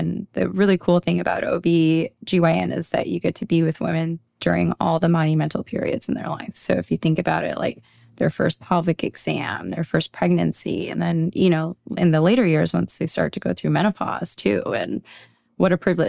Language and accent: English; Minneapolis, Minnesota, United States; also born or lived in California; now in New York, United States; I am. I'm originally from Minneapolis, Minnesota. I grew up there majority of my life. And then I did my training out in California and then started working out in the Big Apple.